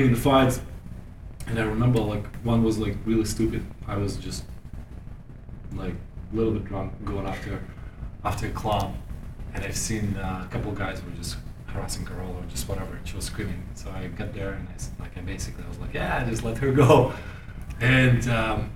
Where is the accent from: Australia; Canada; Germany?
Germany; growing up in Germany with all the timelines and schedules